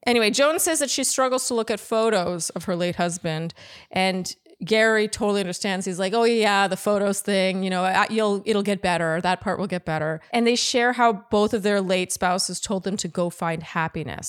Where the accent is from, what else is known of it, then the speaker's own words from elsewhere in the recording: Ottawa, Ontario, Canada; now in United States; when you're born and raised in Ottawa, you don't live in a place where you see famous people.